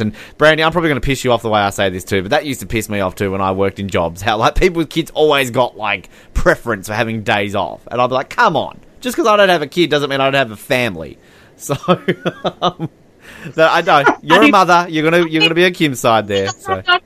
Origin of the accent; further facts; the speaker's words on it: Australia; I'm Australian.